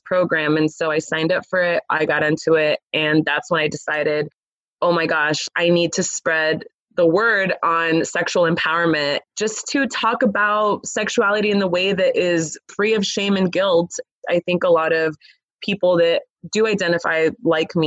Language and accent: English; Los Angeles, California, United States; I grew up in Los Angeles, California.